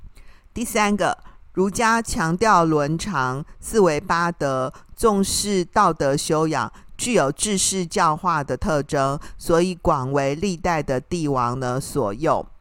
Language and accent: Chinese; Taiwan; 我们台湾人实在是太爱拜拜，没有一尊那个昂阿森啊的偶人，你会觉得怪怪的，感觉拜不下去